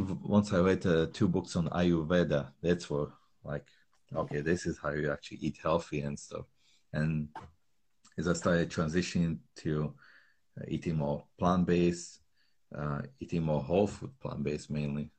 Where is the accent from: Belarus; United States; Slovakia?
Slovakia; moved away; I grew up in Slovakia